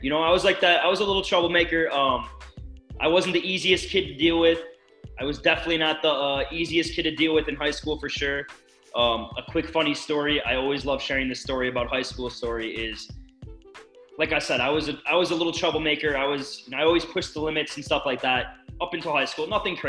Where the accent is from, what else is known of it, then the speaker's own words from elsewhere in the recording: Vernon Hills, Illinois, United States; I am from Vernon Hills, Illinois, which is the northwest suburbs of obviously Illinois, city of Chicago.